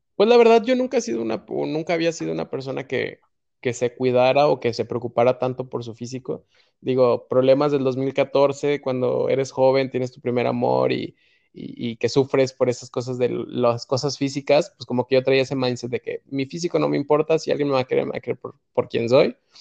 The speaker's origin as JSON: {"language": "Spanish", "country": "Mexico", "said": "nos recibieron a cuatro mexicanos. Era cuatro mexicanos"}